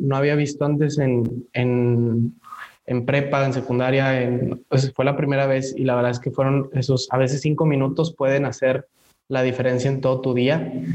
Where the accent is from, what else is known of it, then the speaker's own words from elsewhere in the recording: Mexico; nos define mucho como personas y como mexicanos